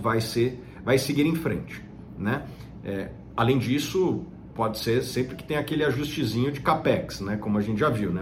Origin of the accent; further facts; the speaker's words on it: Brazil; como brasileiro, como acionista de Petrobras